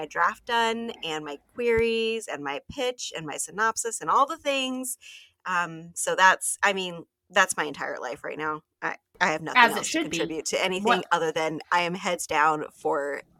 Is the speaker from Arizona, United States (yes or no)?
yes; Arizona, United States; moved away; So I've lived in Arizona. I grew up here in Arizona. I have come back a million times.